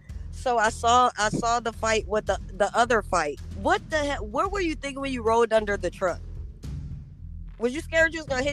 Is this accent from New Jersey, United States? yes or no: no; Rochester, New York, United States; moved away; also born or lived in Los Angeles; I was born in Rochester, New York. Rochester, New York is very small.